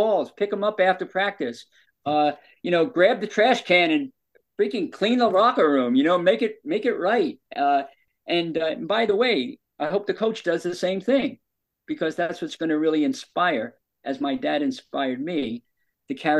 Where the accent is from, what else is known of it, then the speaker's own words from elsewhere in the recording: New York, United States; we're both from New York